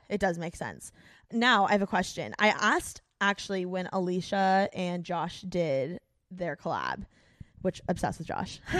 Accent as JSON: {"language": "English", "region": "Midwest", "country": "United States", "moved": "yes", "said": "I'm from the Midwest"}